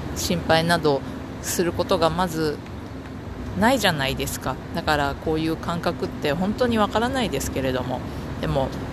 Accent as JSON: {"language": "Japanese", "region": "Hiroshima", "country": "Japan", "tie": "born or raised there", "moved": "yes", "said": "私の故郷の広島"}